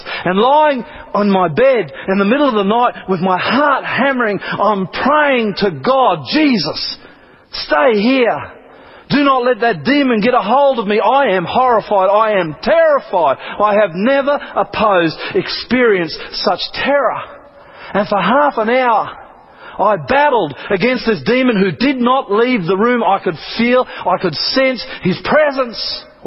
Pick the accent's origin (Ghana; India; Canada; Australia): Australia; I'm from Australia